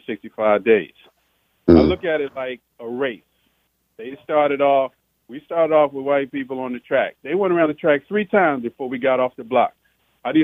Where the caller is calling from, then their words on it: Washington, District of Columbia, United States; Yeah, I'm calling from Tacoma Park, D.C.